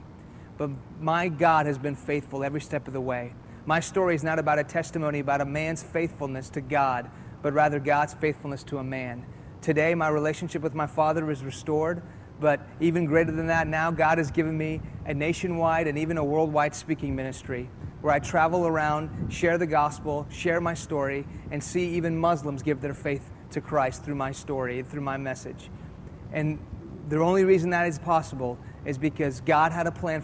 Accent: Houston, Texas, United States; first language Persian; English is a second language; also born or lived in Iran; I was born here in Houston, Texas. When I was 2 years old, my family moved back to Iran, where my parents are from. In the late 70s, an Islamic revolution hit that country, and we moved back to Houston when I was in the middle of first grade.

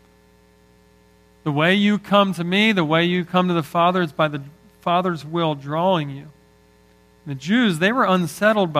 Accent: Northeast, United States; I love growing up in the Northeast

